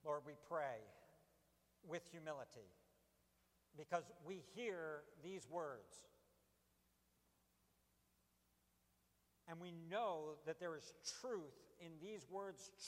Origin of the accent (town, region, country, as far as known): United States